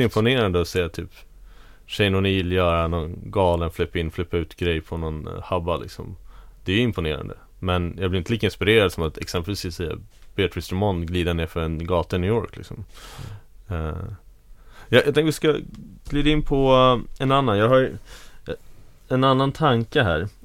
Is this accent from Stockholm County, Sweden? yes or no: yes; Tyresö, Stockholm County, Sweden; i Tyresö där jag växte upp